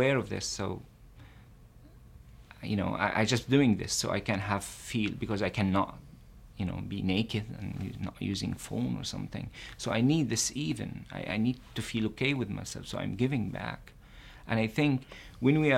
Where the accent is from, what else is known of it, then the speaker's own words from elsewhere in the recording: Israel; As a Palestinian living in Israel